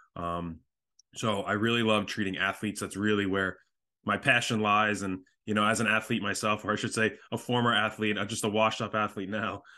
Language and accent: English; Long Island, New York, United States; I am from Long Island, New York